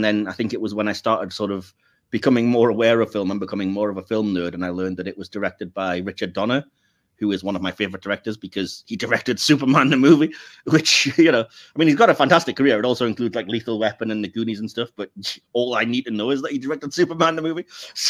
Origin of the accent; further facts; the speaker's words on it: United Kingdom; I'm British.